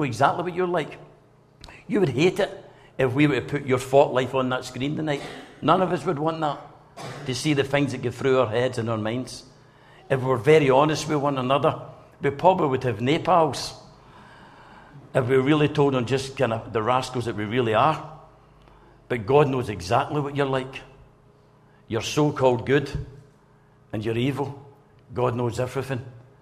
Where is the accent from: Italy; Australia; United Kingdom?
United Kingdom; Blantyre, Scotland; I came from Blantyre